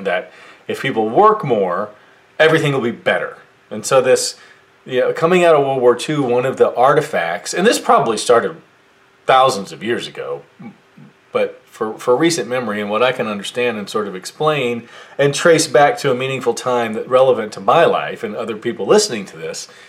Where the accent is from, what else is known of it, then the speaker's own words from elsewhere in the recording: United States; I was born in the United States of America